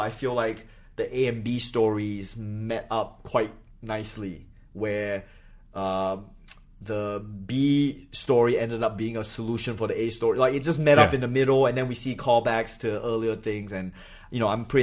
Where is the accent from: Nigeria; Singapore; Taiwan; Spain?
Singapore; moved away as an adult; also born or lived in Malaysia / New Hampshire, United States / Australia; I grew up in Singapore